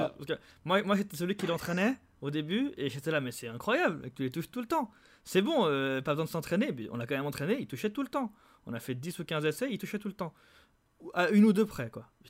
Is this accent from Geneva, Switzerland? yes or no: yes; Geneva, Switzerland; Des Genevois, on est tous de Genève